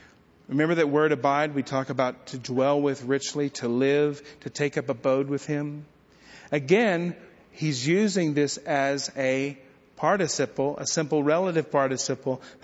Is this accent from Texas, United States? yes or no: yes; Bledsoe, Texas, United States; my hometown of Bledsoe, Texas